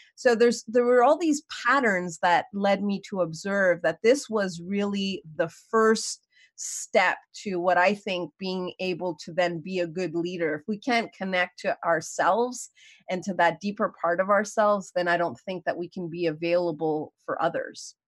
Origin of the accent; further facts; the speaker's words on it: Montreal, Quebec, Canada; moved away as an adult; also born or lived in New York; I was born and raised in Montreal.